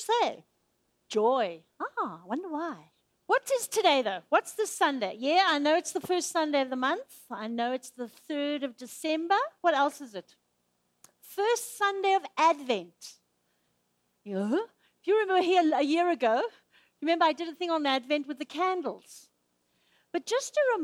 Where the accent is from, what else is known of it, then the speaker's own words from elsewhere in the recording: Zimbabwe; moved away; I grew up in Zimbabwe.